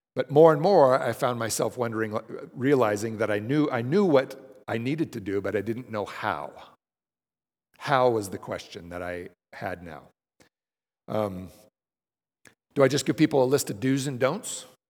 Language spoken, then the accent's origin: English; Denver, Colorado, United States; moved away as an adult; I moved b, back home. I'm from Denver